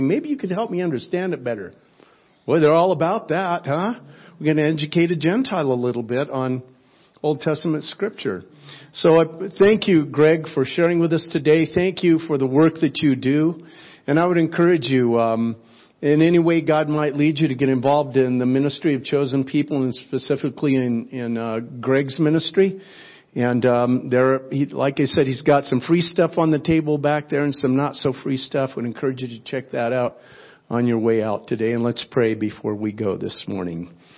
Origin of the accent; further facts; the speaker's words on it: South Florida, United States; I am from South Florida.